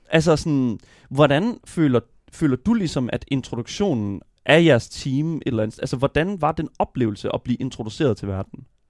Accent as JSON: {"language": "Danish", "country": "Denmark"}